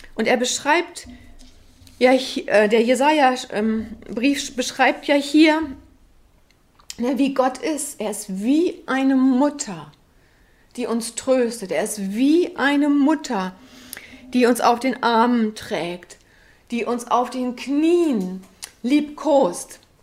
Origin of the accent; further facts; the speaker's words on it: West Germany, Germany; für uns ähm, als Westdeutsche